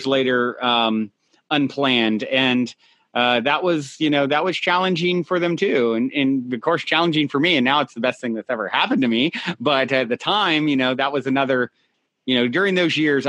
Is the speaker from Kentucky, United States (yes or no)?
no; Virginia, United States; moved away as an adult; now in California, United States; I'm from Virginia originally